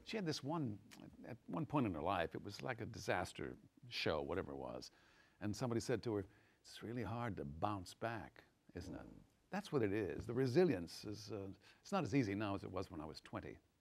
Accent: Texas, United States; moved away; also born or lived in Los Angeles / New York; I came to New York, I'm from Texas and I went to LA first

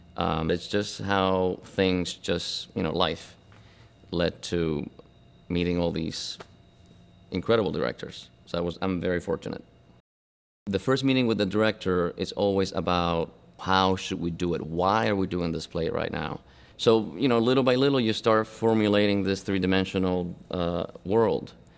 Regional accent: Buenos Aires, Argentina; moved away; also born or lived in Cuba; I was born in Cuba, but I grew up in, uh, in Argentina, in Buenos Aires

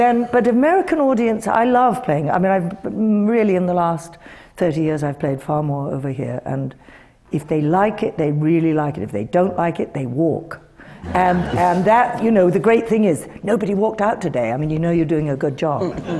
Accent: United Kingdom; now in United States; we're all British-born people here.

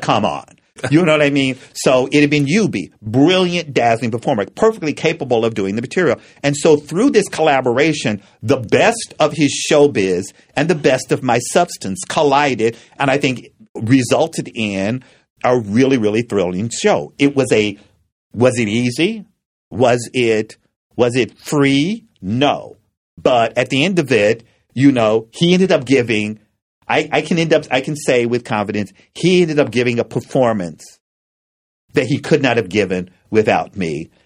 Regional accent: Frankfort, Kentucky, United States; when I was growing up in Frankfort, Kentucky, for the first five or six years of my life, it was a segregated town.

